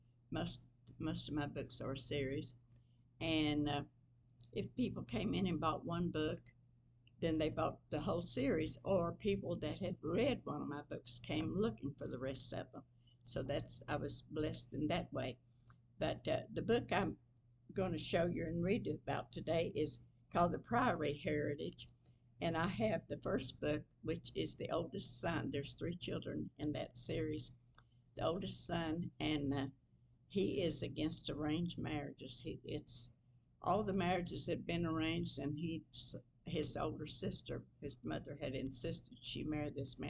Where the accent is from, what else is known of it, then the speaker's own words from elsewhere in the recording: McDowell County, West Virginia, United States; now in Russell County, Virginia, United States; I was born and raised in McDowell County